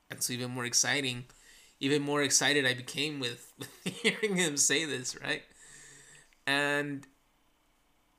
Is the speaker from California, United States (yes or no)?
yes; Santa Ana, California, United States; also born or lived in Orange, California; for those that do live here in Santa Ana, which is where I was born